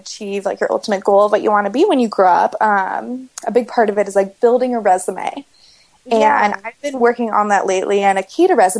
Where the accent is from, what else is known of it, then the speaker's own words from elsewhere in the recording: California, United States; In my home state, California